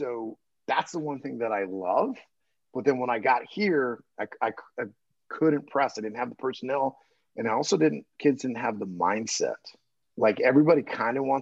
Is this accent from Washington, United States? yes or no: no; New Mexico, United States; moved away; also born or lived in Venezuela / Argentina / Turkey / France; I grew up in New Mexico